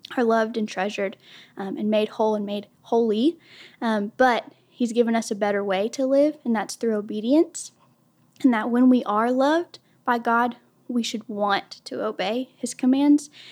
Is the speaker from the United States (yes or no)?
yes; Durant, Oklahoma, United States; I am from Durant, Oklahoma. I've been here since I was about eleven years old.